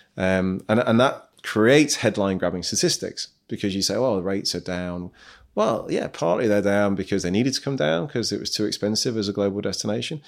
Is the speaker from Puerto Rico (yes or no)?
no; Midlands, United Kingdom; moved away as an adult; also born or lived in Nottingham / Manchester; now in Dubai, United Arab Emirates; I'm from the Midlands originally